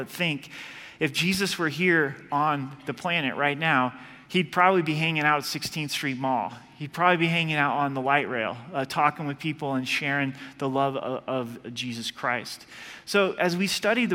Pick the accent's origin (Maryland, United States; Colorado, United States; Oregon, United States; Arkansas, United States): Oregon, United States; moved away; I'm from Oregon